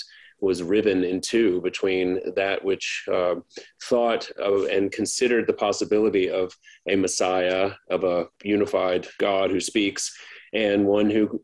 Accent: Baton Rouge, Louisiana, United States; I grew up in East Baton Rouge Parish

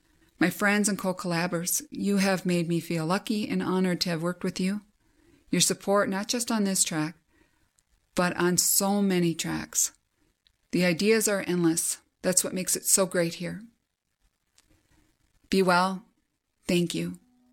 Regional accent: St. Paul, Minnesota, United States; I'm from St. Paul, Minnesota, USA.

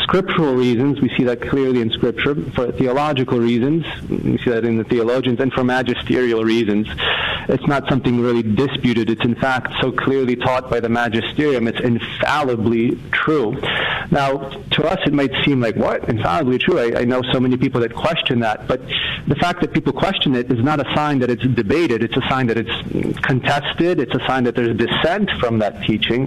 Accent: Massachusetts, United States; I'm from Massachusetts here

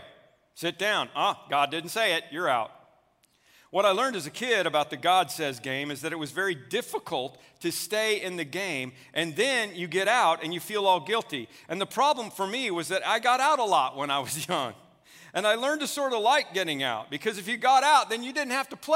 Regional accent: Oklahoma, United States; I grew up in Oklahoma where the little circle mark in your back pocket was a status symbol

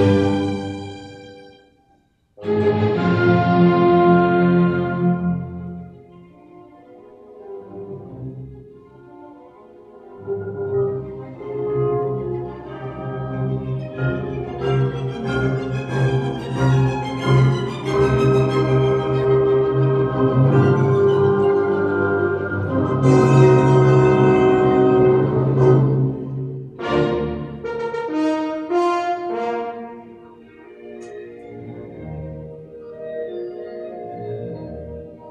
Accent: North Carolina, United States; I grew up in North Carolina, and we have mountains in North Carolina

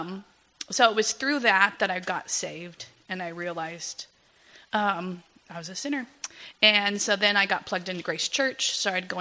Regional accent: Agua Dulce, California, United States; moved away as an adult; also born or lived in Torrance, California; now in Philippines; I was born Southern California, Torrance. I grew up in Agua Dulce, a little bit north of Santa Clarita

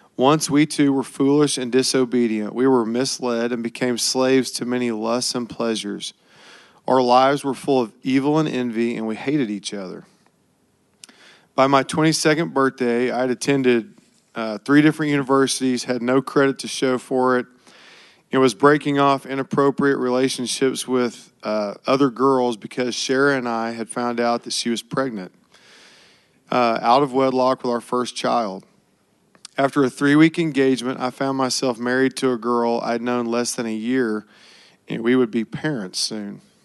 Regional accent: Oklahoma, United States; I was born in Oklahoma and was raised in a fiercely competitive alpha male environment

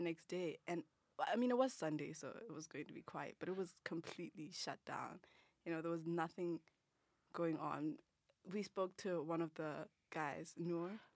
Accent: Botswana; moved away; I'm from Botswana

